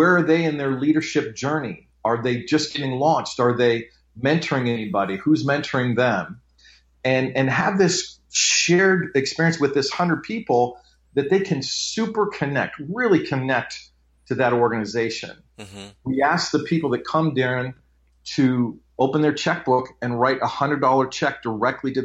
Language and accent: English; Nebraska, United States; now in Phoenix, United States; I grew up in Nebraska